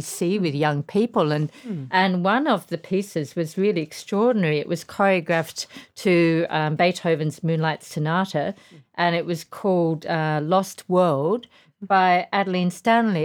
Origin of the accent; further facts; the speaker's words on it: Tasmania, Australia; moved away as an adult; also born or lived in London; I come from Tasmania, which is a very small place. I think when I grew up, it had two hundred fifty thousand people.